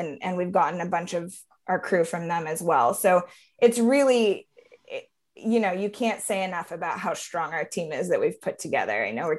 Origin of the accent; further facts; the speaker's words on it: Oakland, California, United States; now in Los Angeles, United States; I am from Oakland, but, I live like Kristen, I live in LA.